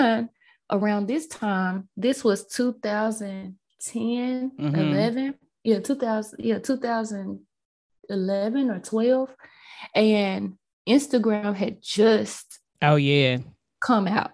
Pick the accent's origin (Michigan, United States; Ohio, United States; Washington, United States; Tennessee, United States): Tennessee, United States; Memphis; my college was in my hometown. So I stayed here.